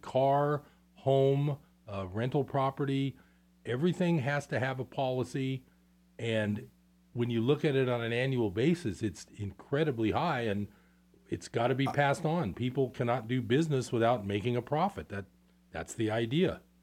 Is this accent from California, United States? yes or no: yes; East Bay, California, United States; I grew up in the East Bay